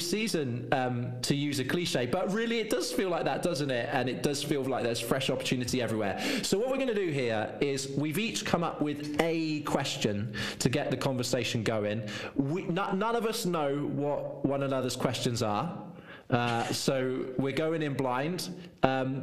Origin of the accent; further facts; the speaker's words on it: Devon, South West England, United Kingdom; I'm from Devon, and authentically, as a Devonshire man